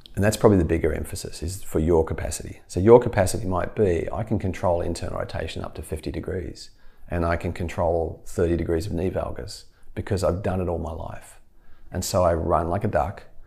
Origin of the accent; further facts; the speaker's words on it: Australia; moved away; as an Australian